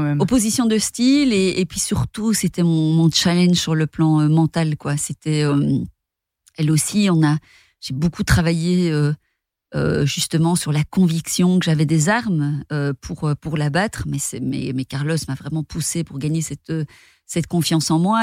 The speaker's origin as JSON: {"language": "French", "town": "Rochefort", "region": "Wallonia", "country": "Belgium", "tie": "born or raised there", "said": "je viens de Rochefort c'est une petite ville euh, dans le sud de la Belgique"}